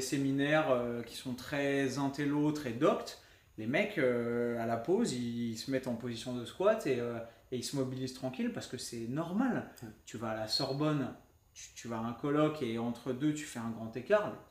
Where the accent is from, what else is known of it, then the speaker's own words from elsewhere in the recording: France; parce qu'on est français, on est râler